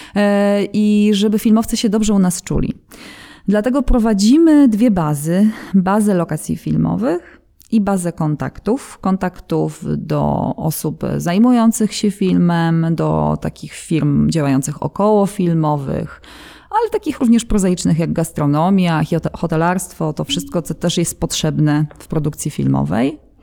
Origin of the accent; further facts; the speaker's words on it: Katowice, Silesian Voivodeship, Poland; mając siedzibę w Katowicach i pomimo tego, że jesteśmy stąd, mieszkamy tutaj